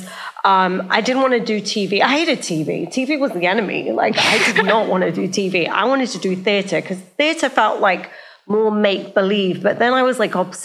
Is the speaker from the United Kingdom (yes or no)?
yes; United Kingdom; moved away as an adult; also born or lived in Silicon Valley; I grew up in a small town outside of London, about 40 miles north of London, and there were just no South Asians